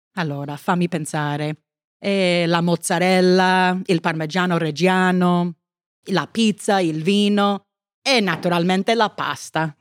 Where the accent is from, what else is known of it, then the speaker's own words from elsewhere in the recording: United States; Italian is a second language; sono americana